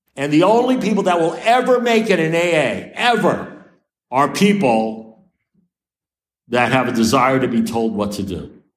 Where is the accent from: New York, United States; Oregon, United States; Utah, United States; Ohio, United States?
New York, United States; New York City; I'm a New Yorker